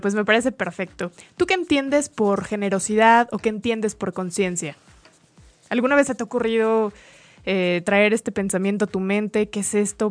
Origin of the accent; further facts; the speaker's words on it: Mexico; como mexicanos